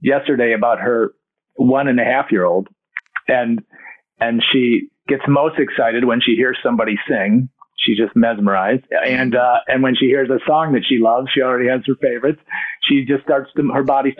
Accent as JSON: {"language": "English", "town": "Detroit", "region": "Michigan", "country": "United States", "tie": "born or raised there", "said": "We had a family of 9 and we grew up in Detroit"}